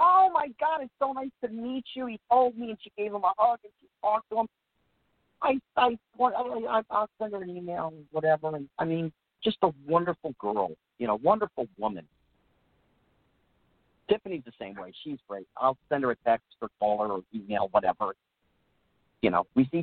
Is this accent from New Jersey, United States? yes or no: yes; New Jersey, United States; moved away as an adult; I grew up in New Jersey, so I wasn't a Hollywood kid